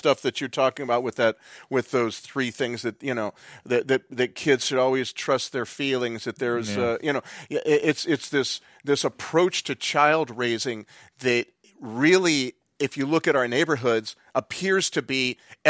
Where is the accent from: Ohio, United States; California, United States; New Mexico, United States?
California, United States; Claremont; I grew up in Claremont.